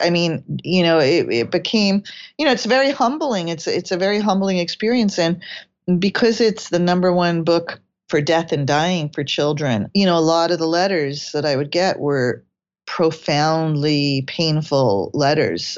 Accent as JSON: {"language": "English", "region": "England", "country": "United Kingdom", "tie": "born or raised there", "said": "I was born in England"}